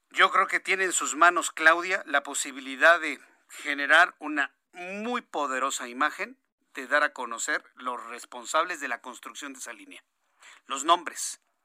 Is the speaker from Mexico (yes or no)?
yes; Mexico; Los mexicanos somos mucha pieza